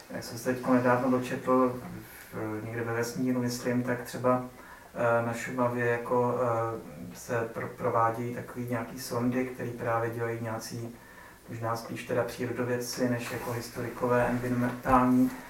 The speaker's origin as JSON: {"language": "Czech", "town": "Třebíč", "region": "Vysočina Region", "country": "Czechia", "said": "já využiju toho, že jsem přímo z Třebíče."}